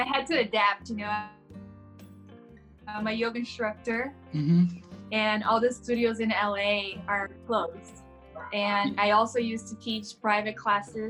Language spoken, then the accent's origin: English; São Paulo, Brazil; first language Portuguese; English is a second language; moved away as an adult; now in United States; I was born and raised in Brazil. I'm from São Paulo. Mm-hmm. I was born in a small town and I moved to the capital to go to law school